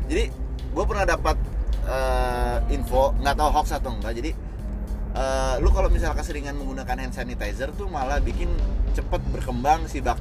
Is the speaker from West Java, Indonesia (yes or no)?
yes; Cikarang, West Java, Indonesia; eh kita orang Cikarang bre bahasa tahu coba